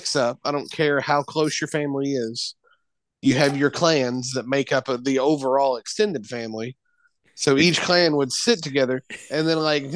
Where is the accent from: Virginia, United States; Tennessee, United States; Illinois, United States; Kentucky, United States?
Kentucky, United States